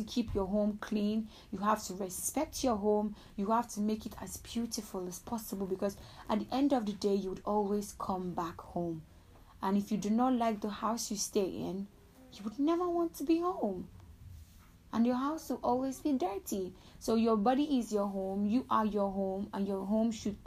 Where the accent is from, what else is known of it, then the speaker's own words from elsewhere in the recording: Nigeria; I'm a Nigerian